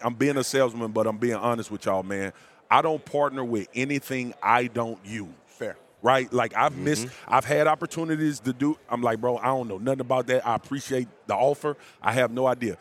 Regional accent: Baton Rouge, Louisiana, United States; I'm from South Baton Rouge

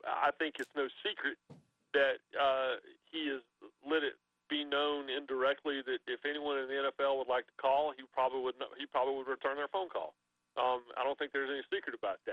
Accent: Raleigh, North Carolina, United States; moved away as an adult; also born or lived in Tennessee; I grew up in Raleigh

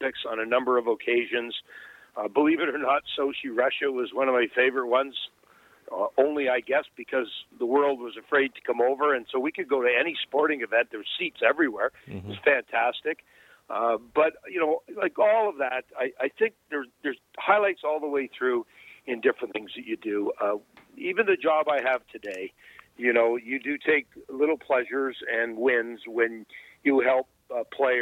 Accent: Pickering, Ontario, Canada; growing up in Bay Ridges or Pickering.

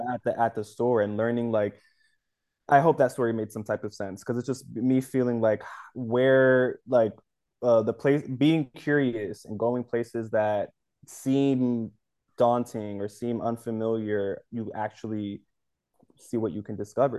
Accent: United States; also born or lived in Dominican Republic; I'm American because I was born here

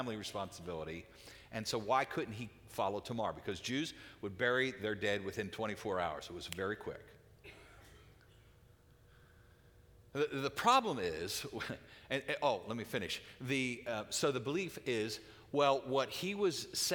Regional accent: United States; as American Christians

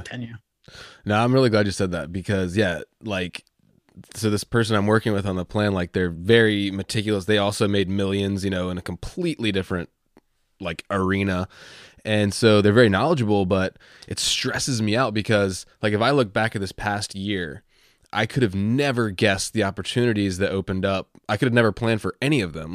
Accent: Virginia, United States; I'm from Virginia

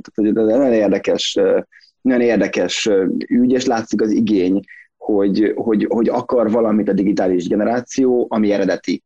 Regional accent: Szentendre, Pest, Hungary; én Szentendrei vagyok, tehát Szentendrei élek

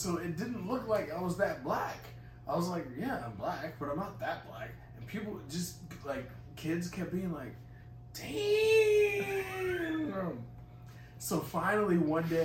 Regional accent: Boston, Massachusetts, United States; also born or lived in Texas; I grew up in Boston.

